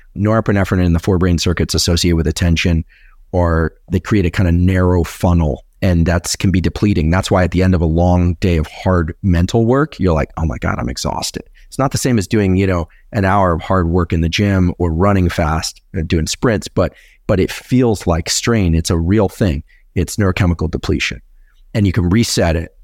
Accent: Silicon Valley, California, United States; I'm from Silicon Valley

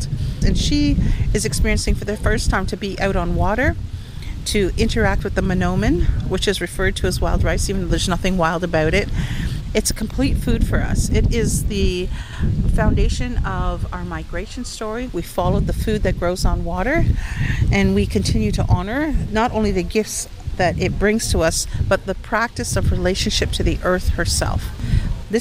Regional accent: Shawanaga First Nation, Ontario, Canada; now in Curve Lake First Nation, Canada; I'm from Shawanaga First Nations

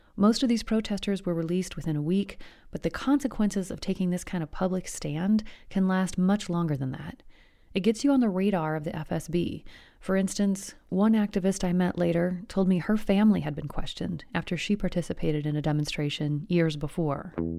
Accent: United States; I'm from the US

